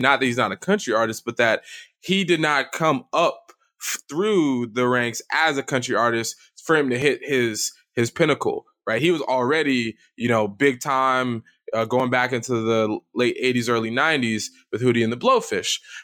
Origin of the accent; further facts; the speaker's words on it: American South, United States; as a Southerner